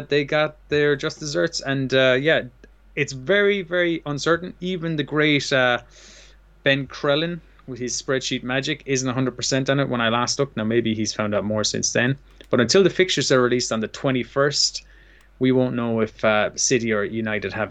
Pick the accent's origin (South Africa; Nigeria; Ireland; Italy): Ireland; Limerick, Munster; We're both from Limerick, Ireland